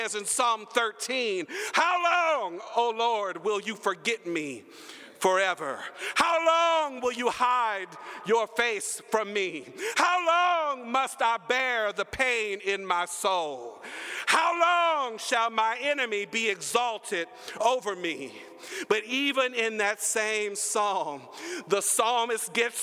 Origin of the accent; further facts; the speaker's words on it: Humble, Texas, United States; I am a Texan. I was raised in Humble, Texas